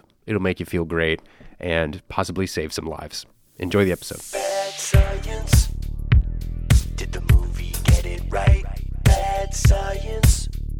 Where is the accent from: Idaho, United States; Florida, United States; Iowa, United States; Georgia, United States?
Florida, United States; I adopted Florida, my home state.